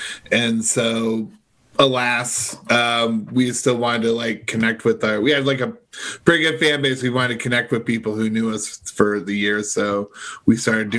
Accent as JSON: {"language": "English", "town": "Toledo", "region": "Ohio", "country": "United States", "tie": "born or raised there", "moved": "yes", "lives_now": "Woodside, Queens, United States", "said": "I grew up in Toledo."}